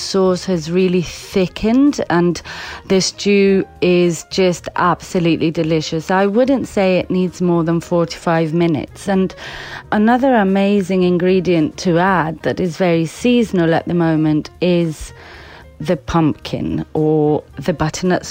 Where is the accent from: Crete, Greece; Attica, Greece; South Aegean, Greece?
Crete, Greece; moved away as an adult; now in London, United Kingdom; I am from Crete, half Cretan and half Scottish actually